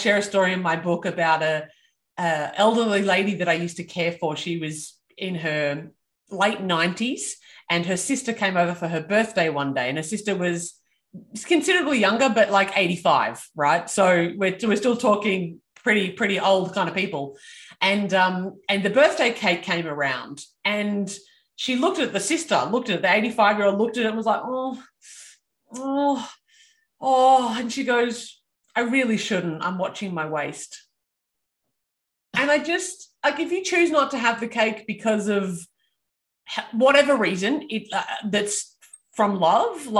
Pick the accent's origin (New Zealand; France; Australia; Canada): Australia; I am Australian